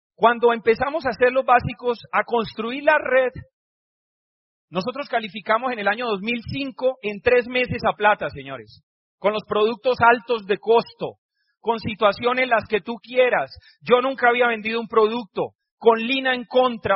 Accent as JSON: {"language": "Spanish", "town": "Cúcuta", "region": "Norte de Santander", "country": "Colombia", "tie": "born or raised there", "also_born_or_lived": "Barranquilla", "moved": "as an adult", "said": "salí de mi casa de Cúcuta, que me fui a Barranquilla"}